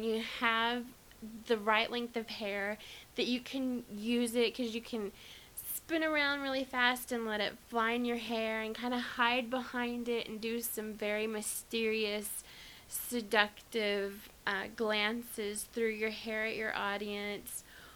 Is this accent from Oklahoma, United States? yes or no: no; Arkansas, United States; I'm from Arkansas.